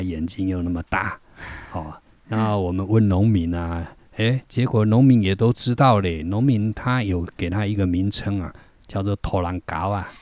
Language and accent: Chinese; Yilan, Yilan County, Taiwan; also born or lived in Florida, United States; 但是因为我在宜兰出生长大，所以我客语我都听不懂